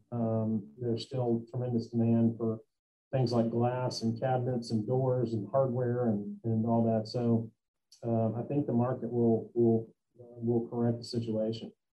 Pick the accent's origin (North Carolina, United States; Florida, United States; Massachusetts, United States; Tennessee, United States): Tennessee, United States; Memphis; also born or lived in Bristol, Tennessee; I've lived here most of my life. Um, I've lived here since 1979, so uh, that's, most of my life